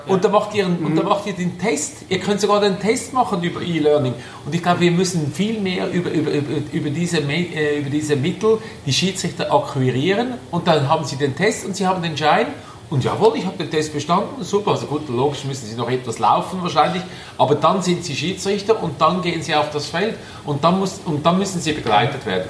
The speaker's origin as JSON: {"language": "German", "country": "Switzerland", "said": "bei uns in der Schweiz"}